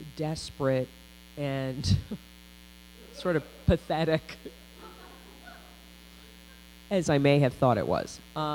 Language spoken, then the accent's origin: English; Pittsburgh, Pennsylvania, United States; born or raised there; moved away